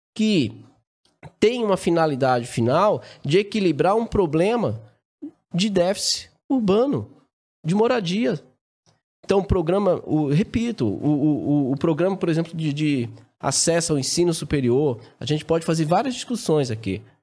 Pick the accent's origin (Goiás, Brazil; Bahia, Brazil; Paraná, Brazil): Bahia, Brazil; Araci; also born or lived in Salvador, Brazil; nasci em Salvador e logo novinho fui morar no interior, né? no sertão nordestino. É uma cidade chamada Araci